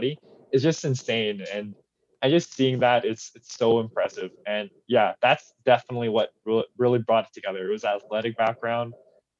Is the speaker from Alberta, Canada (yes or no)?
no; Richmond, British Columbia, Canada; now in Burnaby, Canada; born and raised in Richmond